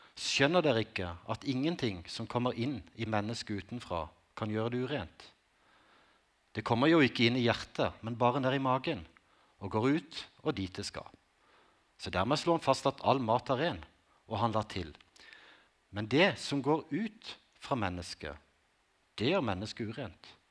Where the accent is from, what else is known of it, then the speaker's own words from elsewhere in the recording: Konsmo, Agder, Norway; Livet som ungdom på Konsmo i 80-tallet